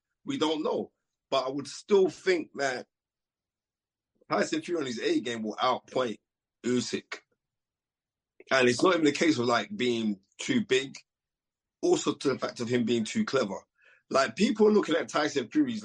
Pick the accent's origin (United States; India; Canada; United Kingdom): United Kingdom; Being British